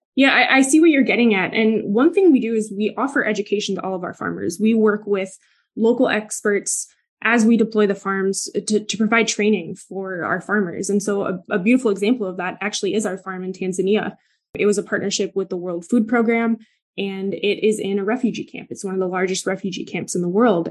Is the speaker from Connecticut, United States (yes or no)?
no; Milwaukee, Wisconsin, United States; I'm from the Midwest. I grew up in Milwaukee.